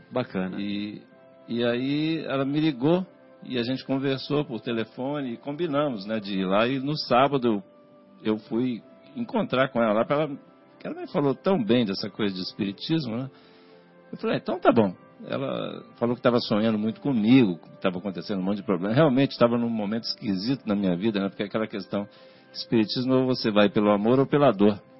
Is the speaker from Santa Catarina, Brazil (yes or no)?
no; Natividade, Rio de Janeiro, Brazil; also born or lived in São Paulo; now in Vinhedo, Brazil; vim de família católica, né? Inclusive eu sou Fluminense, lá do norte do estado do Rio. Lá... Campos? Natividade.